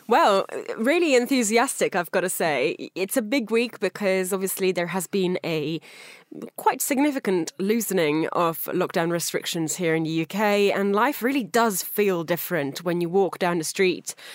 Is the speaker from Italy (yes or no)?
yes; Italy; moved away; my home country of Italy